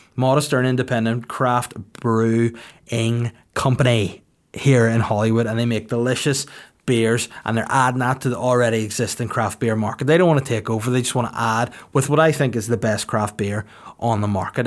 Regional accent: Bangor, Northern Ireland, United Kingdom; It's in Bangor, the Kingdom of North Down, my hometown

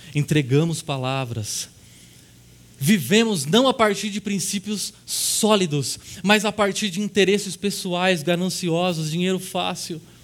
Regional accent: Brazil; como brasileiros

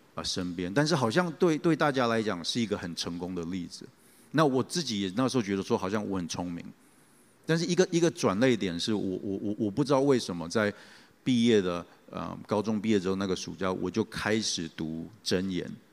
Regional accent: Taichung, Taiwan; 我小时候其实是在教会长大，那， 啊，我小时候有两个原因去教会，啊，一个原因是说，那个时候我的教会是在东海大学里面的路西教堂

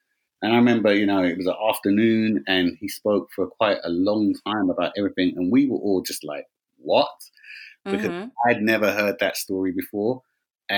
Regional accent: London, United Kingdom; I'm born and raised from West London

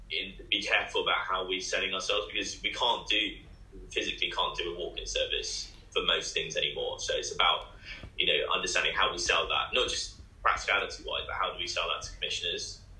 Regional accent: Bournemouth, South West England, United Kingdom; I'm from Bournemouth

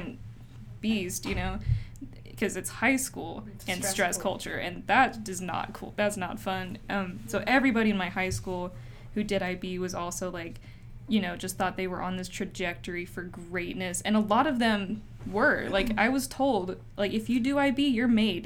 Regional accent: Utah, United States; moved away as an adult; now in Berkeley, United States; I'm from Utah

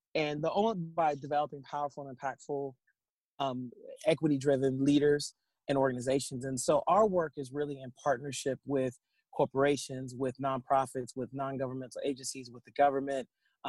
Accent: Seattle, Washington, United States; having grown up in Seattle

